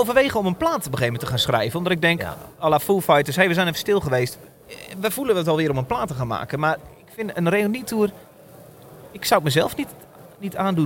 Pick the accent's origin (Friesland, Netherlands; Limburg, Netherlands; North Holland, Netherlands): Limburg, Netherlands; Horst; Ik kom uit Horst